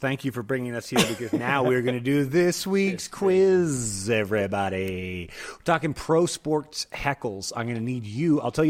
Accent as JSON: {"language": "English", "region": "Texas", "country": "United States", "said": "I'm wearing a Nuggets hat because I don't own any Avalanche shit because we're from Texas."}